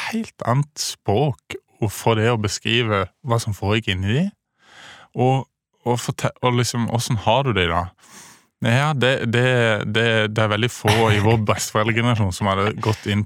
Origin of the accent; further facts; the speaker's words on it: Kristiansand, Agder, Norway; also born or lived in Bergen; now in Oslo, Norway; Ja, jeg kommer fra Kristiansand.